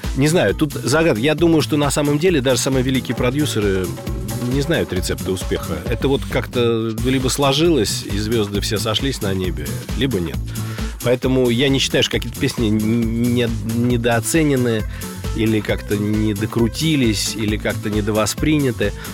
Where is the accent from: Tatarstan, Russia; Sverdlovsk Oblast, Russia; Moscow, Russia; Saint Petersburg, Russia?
Moscow, Russia; мой родной город – Москва